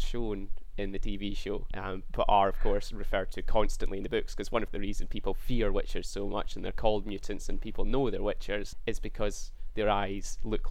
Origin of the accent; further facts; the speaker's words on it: Perthshire, Scotland, United Kingdom; I'm from Perthshire